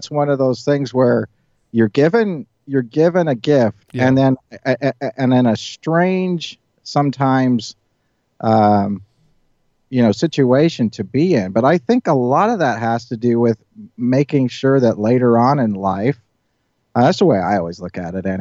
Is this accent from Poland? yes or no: no; Northern Ireland, United Kingdom; when I grew up in Northern Ireland, I mean, this was in the 1970s